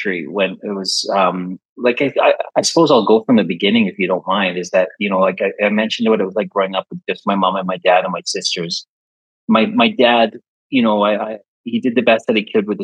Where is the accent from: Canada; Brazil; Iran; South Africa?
Canada; Saskatchewan; moved away as an adult; also born or lived in London, United Kingdom; now in Czech Republic; growing up in Canada, because I was born there with my other sister